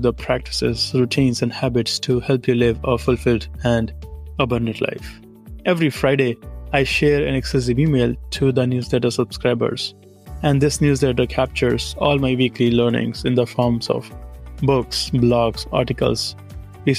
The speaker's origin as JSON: {"language": "English", "country": "India", "first_language": "Hindi", "second_language": "English", "moved": "as an adult", "lives_now": "United States", "said": "I'm originally from India"}